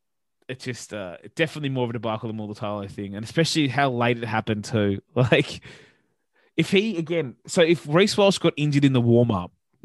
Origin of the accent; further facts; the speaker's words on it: New South Wales, Australia; I'm from New South Wales. I don't understand Origin.